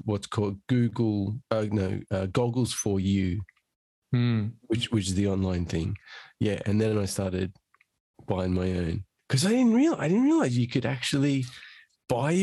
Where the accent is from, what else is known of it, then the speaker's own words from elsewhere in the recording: Australia; now in London, United Kingdom; I'm Australian originally